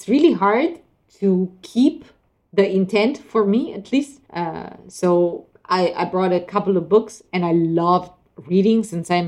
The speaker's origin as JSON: {"language": "English", "country": "Italy", "tie": "born or raised there", "moved": "yes", "said": "I haven't been in Italy for almost 2 years now. I mean, I was there last summer, so, but still, it's 1 year actually. Yeah, my hometown is on the seaside"}